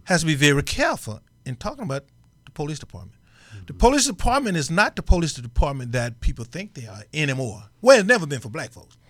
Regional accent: Mississippi, United States; I grew up in Mississippi

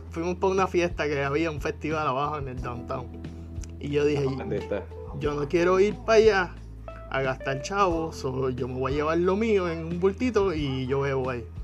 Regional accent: Puerto Rico; moved away as an adult; also born or lived in Germany

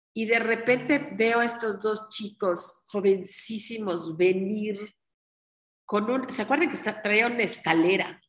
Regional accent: Yucatán, Mexico; somos yucatecos

